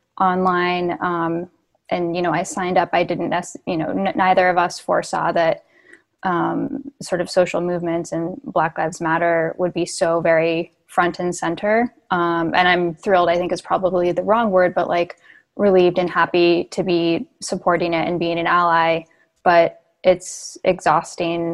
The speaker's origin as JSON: {"language": "English", "town": "Hamilton", "region": "Massachusetts", "country": "United States", "tie": "born or raised there", "also_born_or_lived": "Los Angeles", "said": "I grew up in like a white suburb of Boston"}